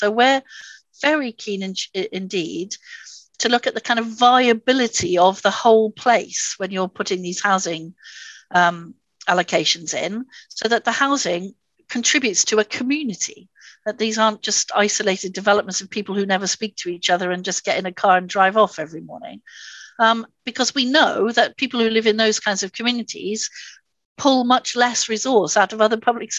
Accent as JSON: {"language": "English", "town": "Swansea", "region": "Wales", "country": "United Kingdom", "said": "So I come here from Swansea. I don't know if any of you know Swansea"}